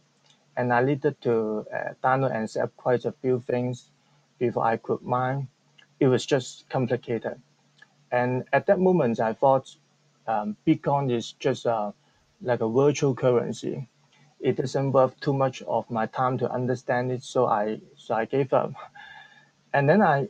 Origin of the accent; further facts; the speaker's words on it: Hong Kong; I'm from Hong Kong